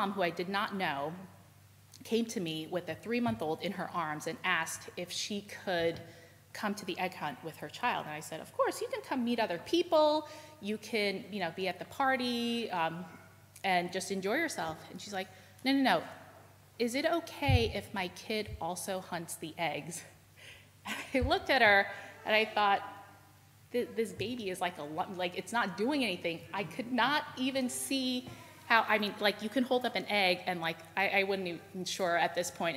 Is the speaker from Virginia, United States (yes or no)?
no; New York City, New York, United States; I was from New York City